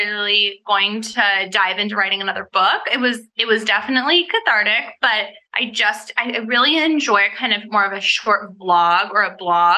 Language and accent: English; Laguna Beach, California, United States; now in Los Angeles, United States; I moved up to Los Angeles from Laguna Beach